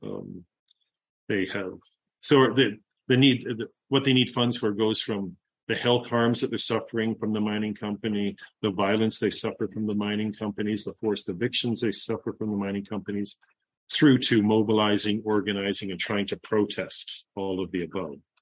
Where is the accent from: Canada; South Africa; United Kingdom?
Canada; Toronto, Ontario; moved away as an adult; also born or lived in Central America; I'm from Toronto, born and raised in Toronto